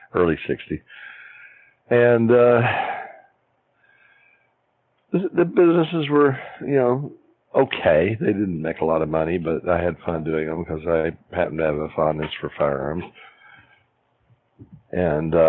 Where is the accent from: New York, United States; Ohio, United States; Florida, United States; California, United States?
California, United States; Beverly Hills; also born or lived in Jonesboro, Arkansas / Truman, Arkansas; I was born in 1939 on December the 7th in Arkansas near Jonesboro, actually closer to Truman. And I'm just an old country boy. And I had a small health problem. Ended up growing up in Beverly Hills